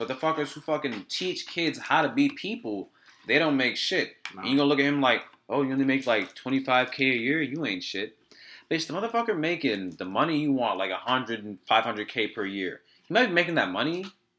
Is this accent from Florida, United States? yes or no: no; New York, United States; moved away as an adult; now in Death Valley, United States; I'm from New York